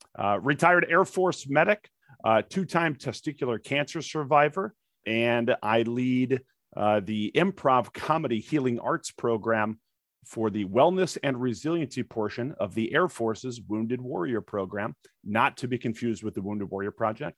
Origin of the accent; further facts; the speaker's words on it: St. Louis, Missouri, United States; moved away as an adult; also born or lived in Texas; now in Los Angeles, United States; my life growing up in North Saint Louis